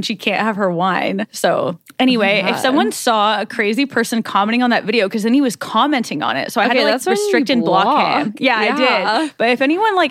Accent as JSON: {"language": "English", "region": "Nebraska", "country": "United States", "said": "I'm from Nebraska"}